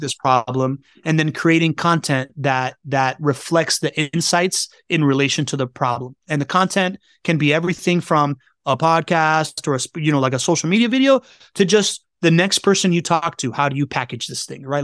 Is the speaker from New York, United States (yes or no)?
no; Miami, Florida, United States; I grew up in Miami